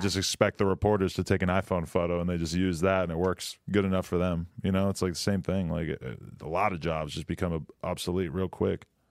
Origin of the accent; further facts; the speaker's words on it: New Hampshire, United States; now in California, United States; New Hampshire